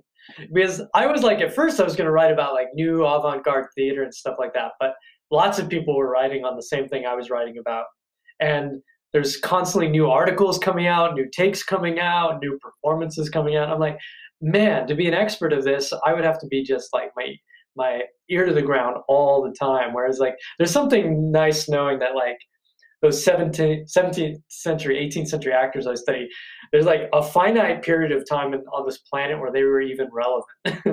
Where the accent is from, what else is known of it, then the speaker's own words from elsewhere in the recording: Ireland; I'm Irish, for example. You'd think I was going to make a lot of jokes about any sort of stereotype attached to the Irish